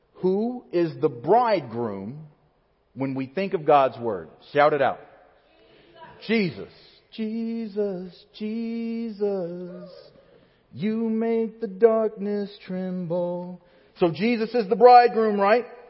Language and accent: English; Alabama, United States; moved away as an adult; my hometown in Alabama has the highest point in the state of Alabama, which is Mount Chiha